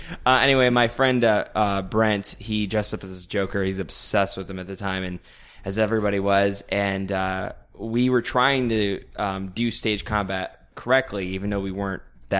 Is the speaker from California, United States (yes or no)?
no; Upper Sandusky, Ohio, United States; moved away; I'm originally from Ohio.